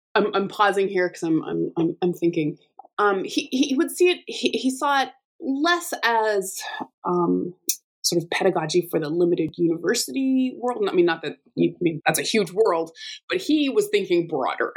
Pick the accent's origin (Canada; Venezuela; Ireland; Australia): Canada; Alberta; I'm from Alberta and I have the amazing fortune of uh, working at, uh, in the same place that I grew up